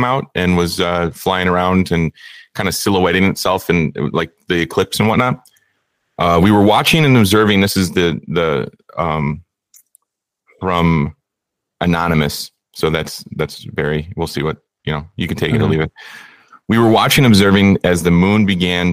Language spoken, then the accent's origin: English; Chicago, Illinois, United States; We're both from Chicago